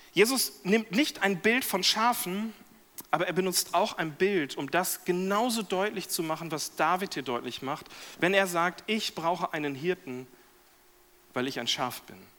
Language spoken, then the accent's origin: German; Lemgo, North Rhine-Westphalia, Germany; zweiter Vorsitzender an einem CVM in Lemgo, da in meinem Heimatdorf